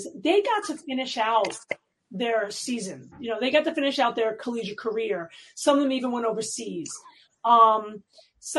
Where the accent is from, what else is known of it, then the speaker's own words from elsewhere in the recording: New York City, New York, United States; I grew up in New York City.